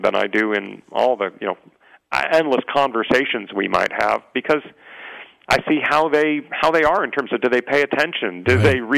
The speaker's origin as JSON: {"language": "English", "town": "San Diego", "region": "California", "country": "United States", "tie": "born or raised there", "said": "growing up in San Diego, I had a little bit of an unusual life"}